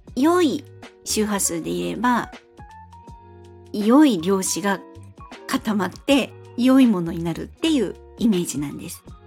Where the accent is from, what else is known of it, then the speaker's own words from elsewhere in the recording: Fukuoka, Japan; moved away as an adult; now in Kanto, Japan; 私は三十歳まで福岡で過ごしまして、生まれも育ちも福岡です